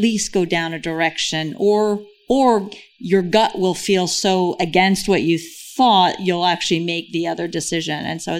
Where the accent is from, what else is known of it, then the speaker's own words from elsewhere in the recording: New York, United States; moved away; I'm a New Yorker